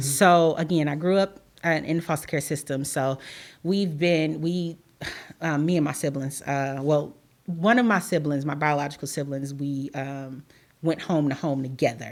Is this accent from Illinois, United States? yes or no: yes; Chicago, Illinois, United States; moved away as an adult; now in Carbondale, United States; I'm originally from Chicago